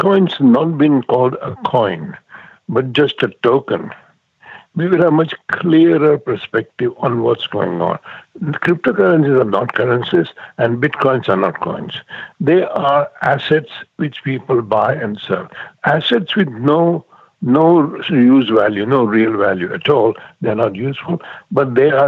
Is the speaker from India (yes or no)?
yes; India; I've been to India, because I'm from India